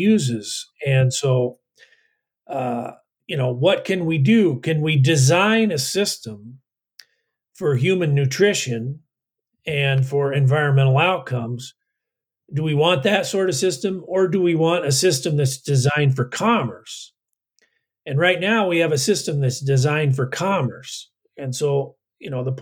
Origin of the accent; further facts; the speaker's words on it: Iowa, United States; I'm from Iowa